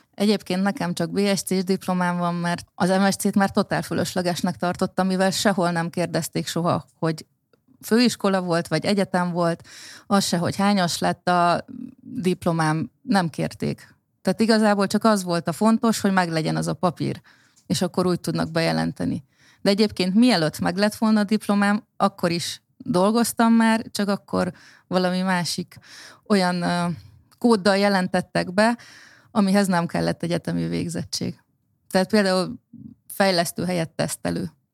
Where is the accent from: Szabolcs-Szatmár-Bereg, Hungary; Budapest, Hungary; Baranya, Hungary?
Baranya, Hungary; én Baranya megyében nőttem fel